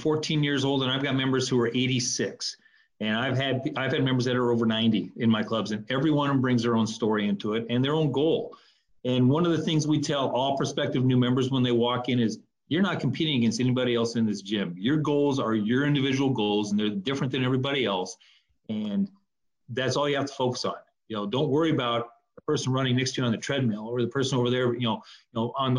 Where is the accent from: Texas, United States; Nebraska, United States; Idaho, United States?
Nebraska, United States; moved away as an adult; also born or lived in upper Midwest; graduating from college back in Nebraska, I'm from Nebraska